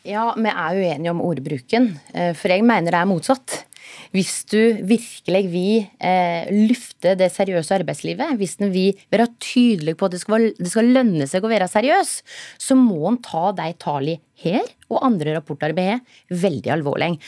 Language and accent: Norwegian; Telemark, Norway; … og jeg er fra Telemark